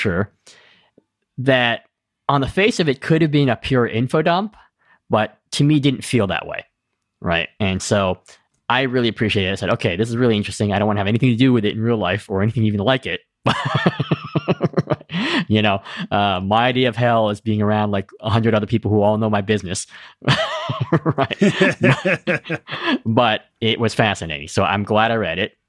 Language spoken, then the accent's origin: English; East Coast, United States; I'm from the East Coast